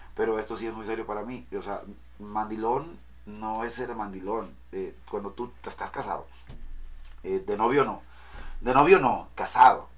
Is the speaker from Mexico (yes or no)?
yes; Mazatlán, Sinaloa, Mexico; no vengo de otro lugar, pero soy de Mazatlán.